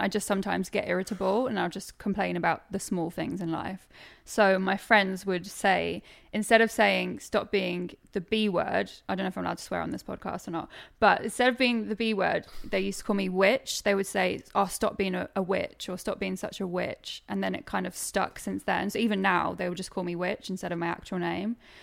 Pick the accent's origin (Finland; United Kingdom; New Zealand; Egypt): United Kingdom; Suffolk, East of England; also born or lived in Norwich; I'm from Suffolk, technically, but it's the nearest city and people actually know where Norwich is, so I just say I'm from Norwich.